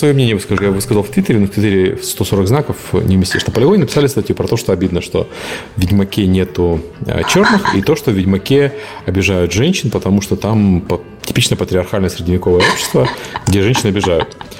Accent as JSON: {"language": "Russian", "country": "Ukraine", "said": "Я белый украинец"}